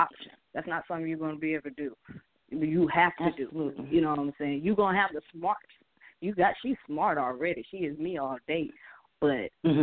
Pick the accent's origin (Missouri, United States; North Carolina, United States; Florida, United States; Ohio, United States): Florida, United States; St. Petersburg; also born or lived in Adel, Georgia; now in Albany, United States; I was born in St. Petersburg, Florida. My roots are from Adel, Georgia. I'm located in Albany, Georgia.